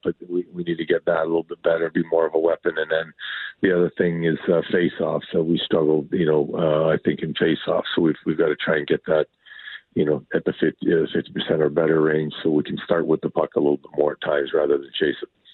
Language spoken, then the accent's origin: English; Sault Ste. Marie, Ontario, Canada; now in Seattle, United States; I grew up in Sault Ste. Marie, which is kind of where all the Great Lakes come together.